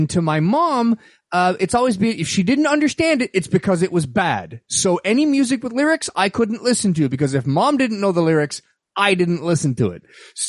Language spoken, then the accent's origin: English; Canada; first language French; English is a second language; So I'm French-Canadian, and I was raised in French, and I went to French school until the second grade.